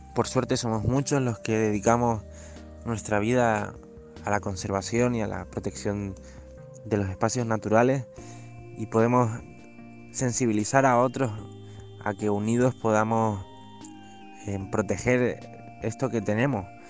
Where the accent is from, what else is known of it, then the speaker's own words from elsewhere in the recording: Canary Islands, Spain; Soy un chico canario que está recorriendo las Islas Canarias caminando